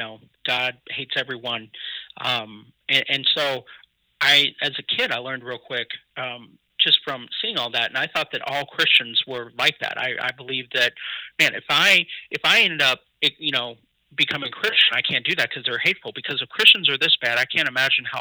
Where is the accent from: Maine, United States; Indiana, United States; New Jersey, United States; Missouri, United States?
Missouri, United States; Kansas City; also born or lived in Columbia, Missouri; I'm originally from Kansas City, Missouri, and Columbia, but my parents divorced when I was two, and my dad stayed in Columbia, my mom moved to Kansas City